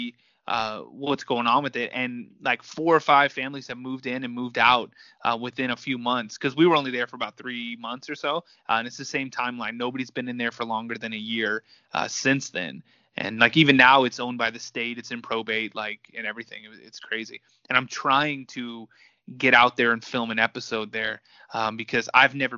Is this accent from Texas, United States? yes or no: yes; Texas, United States; I was a boy growing up in Texas